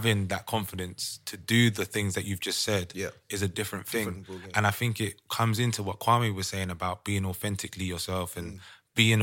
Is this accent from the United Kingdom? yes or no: yes; United Kingdom; now in Amsterdam, Netherlands; as British people